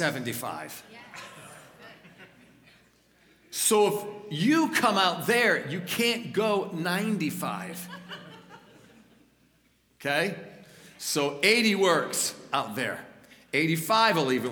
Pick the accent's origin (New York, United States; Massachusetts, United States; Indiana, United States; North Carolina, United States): New York, United States; Niagara Falls; moved away; also born or lived in Colorado; I'm a New Yorker. I grew up in Western New York, Niagara Falls, north of Niagara Falls